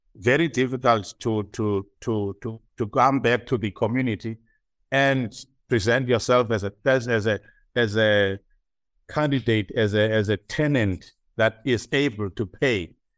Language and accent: English; South Africa; moved away as an adult; now in Ireland; as a South African